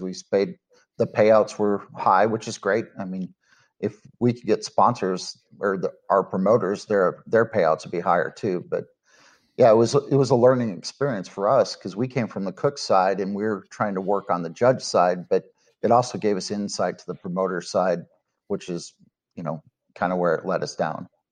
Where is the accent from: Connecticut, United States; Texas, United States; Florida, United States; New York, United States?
Texas, United States; Dallas-Fort Worth area; I'm from the Dallas-Fort Worth area here in Texas